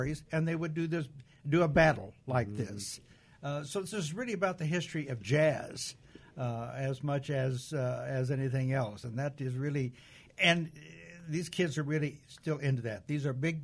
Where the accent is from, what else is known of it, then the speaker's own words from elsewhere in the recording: Missouri, United States; moved away; I grew up in Missouri